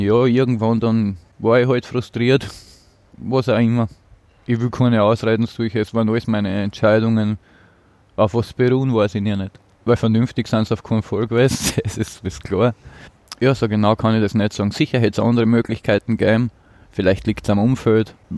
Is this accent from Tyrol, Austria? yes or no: no; Apetlon, Burgenland, Austria; now in Vienna, Austria; Im Burgenland im Seewinkel. Apetlon mhm. heißt das Dorf.